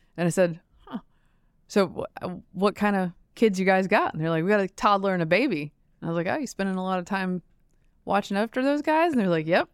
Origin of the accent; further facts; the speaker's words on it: Durham, North Carolina, United States; my hometown